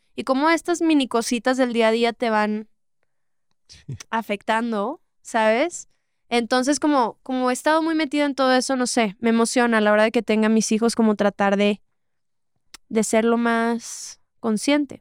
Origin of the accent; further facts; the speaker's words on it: Monterrey, Nuevo León, Mexico; yo que soy de Monterrey